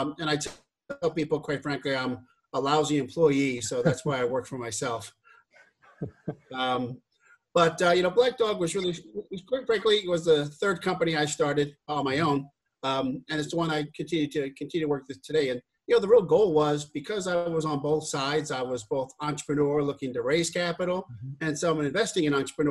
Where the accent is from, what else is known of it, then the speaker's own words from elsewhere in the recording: New York, United States; I'm originally from New York